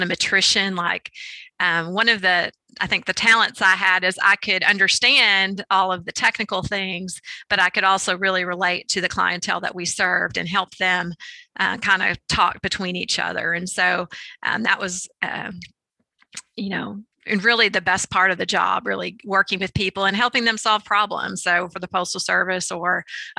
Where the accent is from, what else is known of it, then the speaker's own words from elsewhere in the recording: Arkansas, United States; moved away as an adult; also born or lived in Madison, Wisconsin; I grew up in Arkansas, so I was in state